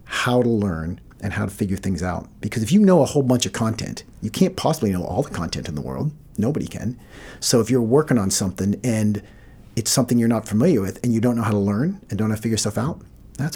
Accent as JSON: {"language": "English", "region": "Maine", "country": "United States", "tie": "born or raised there", "also_born_or_lived": "West Virginia", "said": "when we came to Maine, we came from West Virginia"}